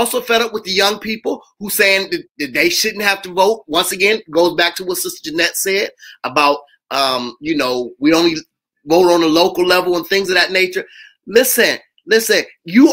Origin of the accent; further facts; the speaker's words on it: Youngstown, Ohio, United States; I'm from Youngstown. I'm from Youngstown